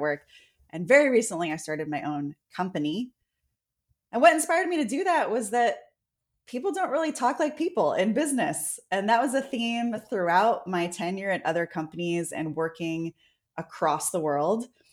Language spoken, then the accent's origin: English; San Francisco, California, United States; I was born in San Francisco.